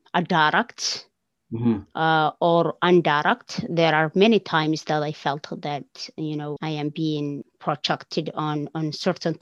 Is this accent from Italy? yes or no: no; Somaliland, Somalia; moved away as an adult; now in Canada; I will definitely say I'm from Somaliland. So, you know, that's where I am from. Somalia, what used to be Somalia, where I grow up